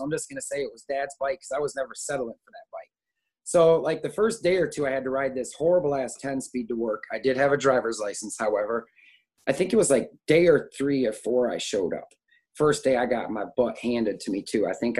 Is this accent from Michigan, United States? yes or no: yes; Saginaw, Michigan, United States; 19 years old, I'm a graduate from high school. I come home to Saginaw from California, and I'm staying with my dad for the summer